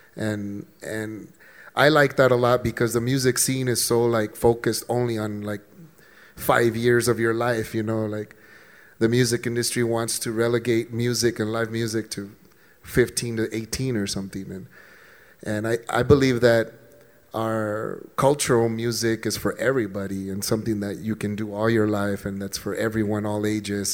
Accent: El Paso, Texas, United States; soy del Paso, Texas

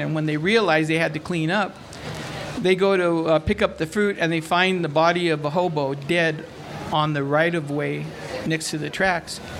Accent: San Gabriel, California, United States; I grew up in San Gabriel, California

